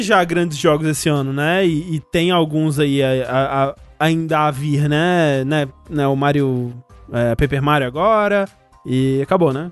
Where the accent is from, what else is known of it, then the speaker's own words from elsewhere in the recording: Brazil; sou brasileiro